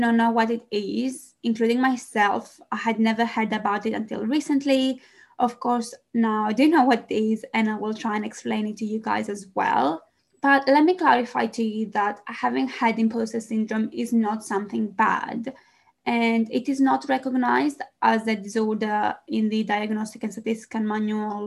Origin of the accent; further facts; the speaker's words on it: Greece; English is a second language; moved away as an adult; now in London, United Kingdom; Some of you might wonder where the accent comes from. I am Greek